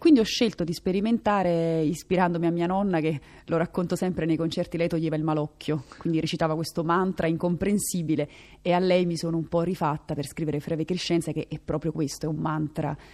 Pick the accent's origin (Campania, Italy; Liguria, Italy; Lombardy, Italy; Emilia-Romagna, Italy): Campania, Italy; Naples; io sono napoletana